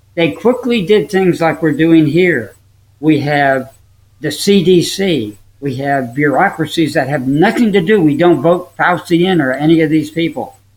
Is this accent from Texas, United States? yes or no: no; Upper Saddle River, New Jersey, United States; when I was raised in New Jersey, in Upper Saddle River, New Jersey